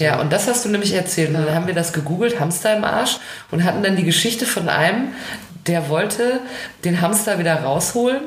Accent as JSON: {"language": "German", "country": "United States", "said": "uns Amerikanern"}